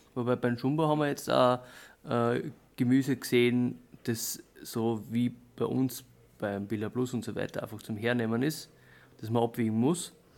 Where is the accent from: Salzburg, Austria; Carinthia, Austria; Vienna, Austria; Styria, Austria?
Styria, Austria; Southern; bei uns in der Südsteiermark